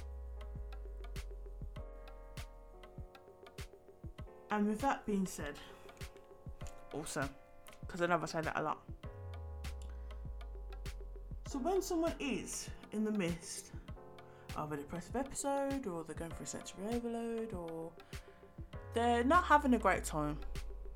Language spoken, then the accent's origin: English; United Kingdom; as British people